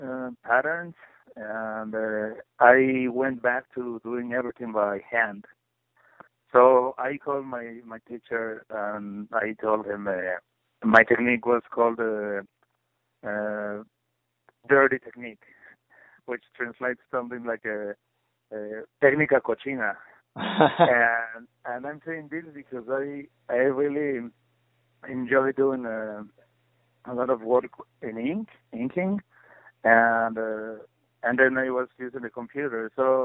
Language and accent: English; Puebla, Mexico; English is a second language; My passion, I think, comes from looking at a lot of books my mom had when I was growing up in Puebla, which is a small city south of Mexico City.